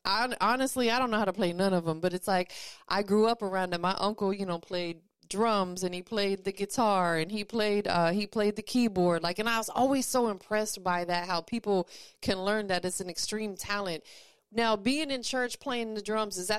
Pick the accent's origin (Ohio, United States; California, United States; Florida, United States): Florida, United States; Tampa; now in Atlanta, United States; I'm from Tampa. I still represent it. People call me …, but I'm out here in ATL now